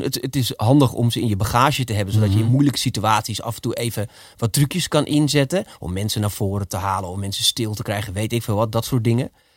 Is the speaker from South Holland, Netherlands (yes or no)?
no; Amsterdam, North Holland, Netherlands; accent: Amsterdams; ik ging naar logopedie om mijn Amsterdamse accent af te leren